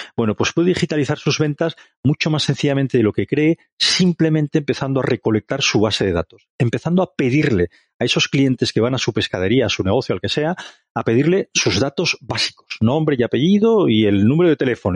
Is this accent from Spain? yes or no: yes; Barcelona, Catalonia, Spain; now in Madrid, Spain; soy un catalán afincado en Madrid, pero no dejo de ser catalán, barcelonés para más señas